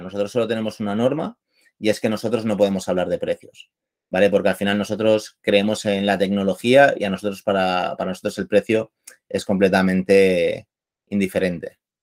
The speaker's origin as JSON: {"language": "Spanish", "town": "Barcelona", "region": "Catalonia", "country": "Spain", "said": "soy de Barcelona"}